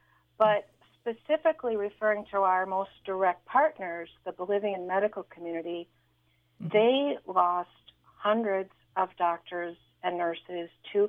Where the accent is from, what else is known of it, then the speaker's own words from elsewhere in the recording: Wisconsin, United States; moved away as an adult; also born or lived in Mexico City, Mexico; now in Evanston, United States; I'm actually originally from Wisconsin, but after college, I lived in Mexico for about 21 years